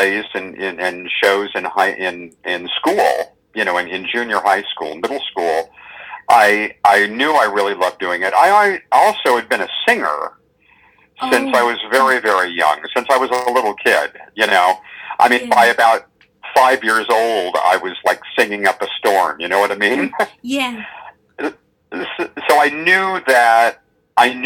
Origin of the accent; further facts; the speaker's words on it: Los Angeles, California, United States; I grew up in Los Angeles